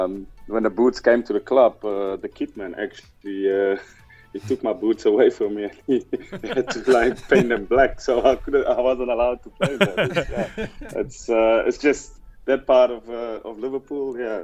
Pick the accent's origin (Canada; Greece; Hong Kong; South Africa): South Africa; now in Amsterdam, Netherlands; life in general in Amsterdam, yeah, it's freezing cold at the moment. So yeah, I do miss South Africa.